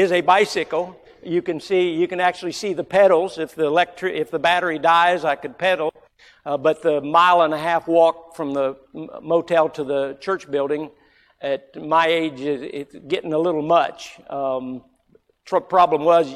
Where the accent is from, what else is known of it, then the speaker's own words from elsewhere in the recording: Florida, United States; growing up in Florida